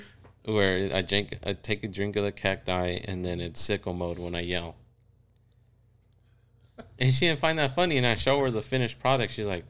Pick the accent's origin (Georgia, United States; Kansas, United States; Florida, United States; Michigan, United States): Kansas, United States; I'm from Kansas.